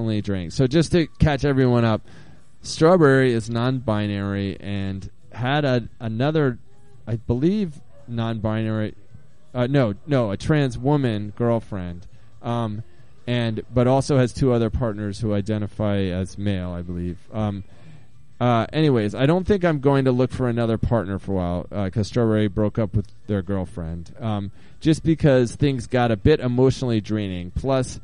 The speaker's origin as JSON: {"language": "English", "region": "Maine", "country": "United States", "tie": "born or raised there", "moved": "yes", "lives_now": "Portland, United States", "said": "I grew up in Maine"}